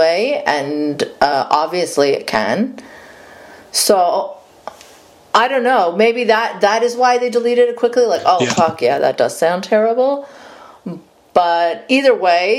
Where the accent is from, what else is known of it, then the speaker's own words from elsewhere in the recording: Saudi Arabia; moved away; growing up in Saudi Arabia